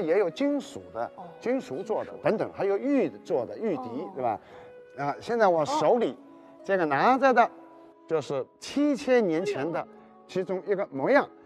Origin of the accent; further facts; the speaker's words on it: Suzhou, Jiangsu, China; moved away; 也是等于说我的家乡的这个描述我家乡的那些个情怀的一首乐曲